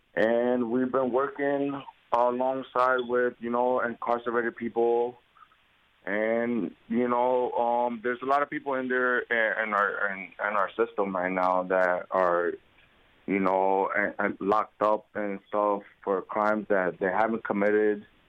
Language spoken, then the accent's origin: English; Bridgeport, Connecticut, United States; also born or lived in Puerto Rico; I was born in Puerto Rico. I was brought to Bridgeport, Connecticut at the age of one years old um, with my grandmother um, lived here all my life